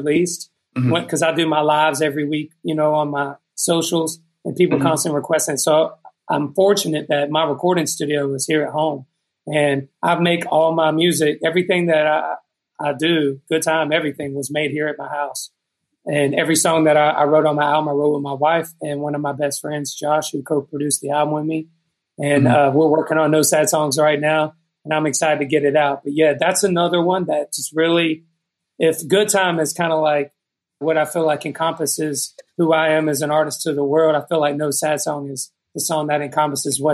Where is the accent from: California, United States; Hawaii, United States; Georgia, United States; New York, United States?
Georgia, United States; Douglasville; also born or lived in Texas; I grew up in Georgia, right outside of Atlanta, like 30 minutes outside of Atlanta in a town called Douglasville